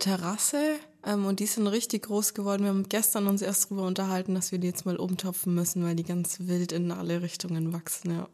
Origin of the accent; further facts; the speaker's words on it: Franconia, Bavaria, Germany; ich bin selbst in Franken geboren und aufgewachsen, meine ganze Verwandtschaft ist von hier